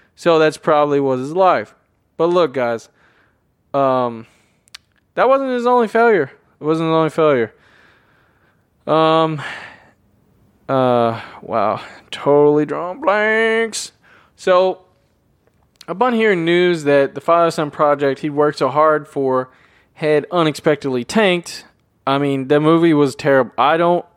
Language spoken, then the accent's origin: English; Tennessee, United States; I'm from Tennessee